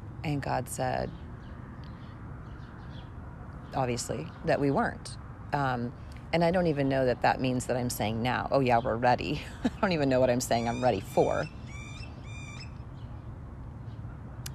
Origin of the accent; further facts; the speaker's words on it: United States; as an American woman in 2021